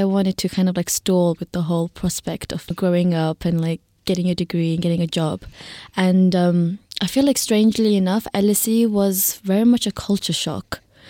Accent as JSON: {"language": "English", "town": "Hyderabad", "region": "Sindh", "country": "Pakistan", "tie": "born or raised there", "also_born_or_lived": "Zimbabwe", "moved": "yes", "lives_now": "United Kingdom", "said": "I grew up in Pakistan, in Hyderabad. I was born there and then I moved to Zimbabwe. And then I lived in, moved around quite a lot in the UK."}